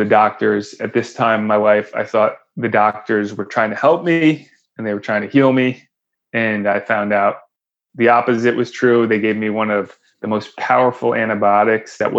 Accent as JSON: {"language": "English", "region": "Connecticut", "country": "United States", "tie": "born or raised there", "said": "I grew up in Connecticut"}